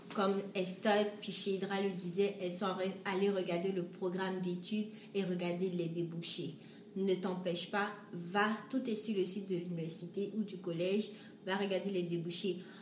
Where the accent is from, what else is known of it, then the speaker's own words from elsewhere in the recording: Côte d’Ivoire; now in Canada; j'ai grandi en Côte d'Ivoire